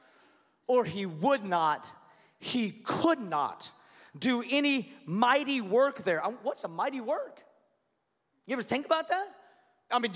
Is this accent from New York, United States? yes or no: no; Washington, United States; now in Allen, United States; I grew up in Washington State, and so I'm a Seattle Seahawks fan